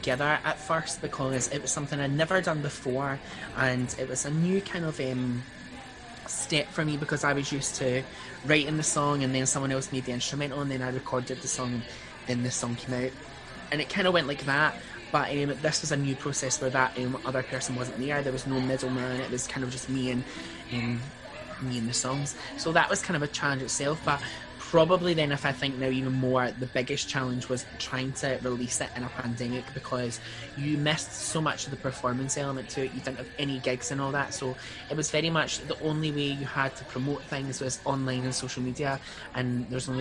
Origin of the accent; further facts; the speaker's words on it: Paisley, Scotland, United Kingdom; I'm from Paisley in Renfrewshire.